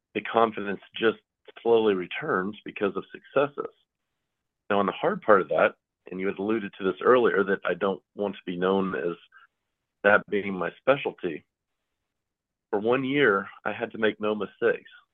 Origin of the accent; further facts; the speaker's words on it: Pasadena, California, United States; moved away; also born or lived in Kentucky; I grew up out west in Pasadena, California where my mother was a professional horse trainer